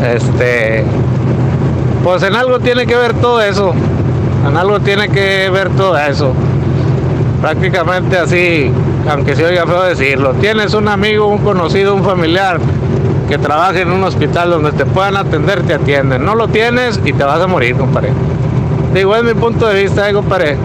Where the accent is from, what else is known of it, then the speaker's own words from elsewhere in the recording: Monclova, Coahuila, Mexico; Yo soy de, allá de Monclova